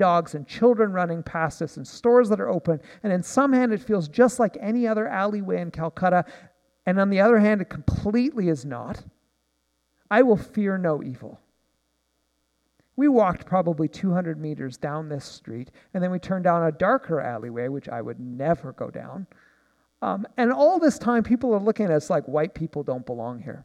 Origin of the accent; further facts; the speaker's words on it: Nanaimo, British Columbia, Canada; I'm from Nanaimo